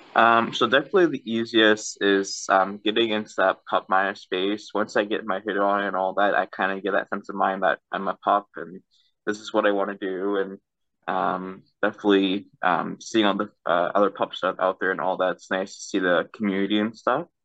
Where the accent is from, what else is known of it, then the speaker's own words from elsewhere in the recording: Canada; I'm from Canada